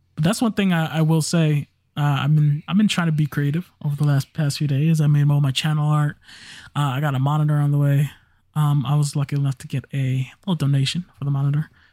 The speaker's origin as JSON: {"language": "English", "town": "New York City", "region": "New York", "country": "United States", "said": "I'm from the Bronx. I'm black and Puerto Rican, so I am the universal minority"}